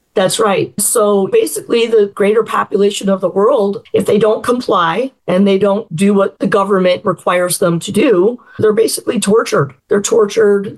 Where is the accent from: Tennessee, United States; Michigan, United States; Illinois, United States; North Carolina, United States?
Illinois, United States; Chicago; I was born in the Chicago area, lived in Chicago a couple different times basically grew up in the Chicago suburbs